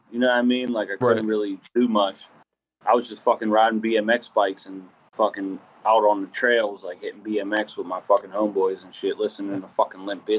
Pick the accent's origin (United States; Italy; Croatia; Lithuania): United States; Pittsburgh, Pennsylvania; moved away as an adult; also born or lived in Deltona, Florida / Los Angeles; I lived here for like a year. I was like 11 and we moved from Pittsburgh, from the north side. We moved out here. I lived here for like a year, but I was in Deltona, which is like way north by like Orlando.